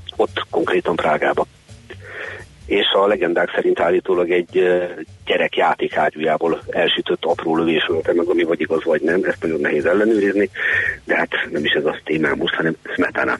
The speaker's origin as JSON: {"language": "Hungarian", "country": "Hungary", "said": "mi magyarok"}